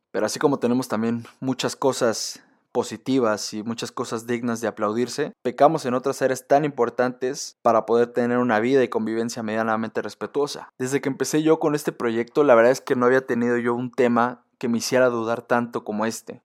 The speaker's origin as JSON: {"language": "Spanish", "country": "Mexico", "said": "nosotros como mexicanos"}